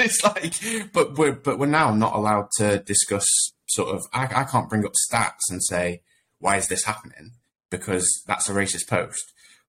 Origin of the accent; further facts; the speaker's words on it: Sheffield, Yorkshire and the Humber, United Kingdom; I grew up in Sheffield, always lived in Sheffield.